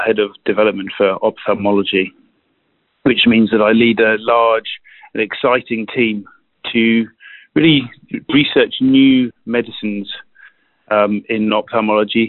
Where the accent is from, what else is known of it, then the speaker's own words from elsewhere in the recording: United Kingdom; accent: British; moved away as an adult; also born or lived in Switzerland; now in South San Francisco, United States; You can probably hear from my accent that I'm a British trained physician by background